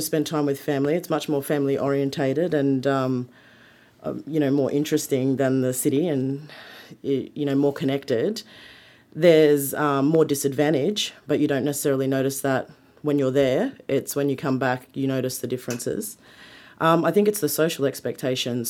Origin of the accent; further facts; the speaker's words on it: Sydney, New South Wales, Australia; also born or lived in Walgett; I was born in Sydney, but, um, my mother migrated from England when she was sixteen years old and met my family, and she moved to Sydney to become a nurse, and my father followed her down here, and I was born down here. So I spent nine months of the year down here with my mum, uh, doing my schooling